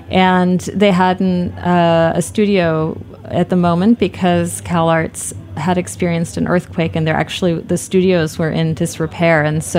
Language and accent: English; Maine, United States; also born or lived in New York City; I grew up mostly in Maine, but I was a transplant from New York City. My parents moved there in the 70s.